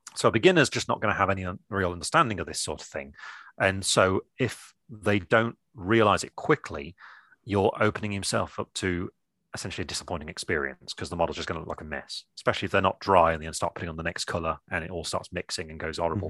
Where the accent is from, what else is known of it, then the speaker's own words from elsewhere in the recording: England, United Kingdom; I'm English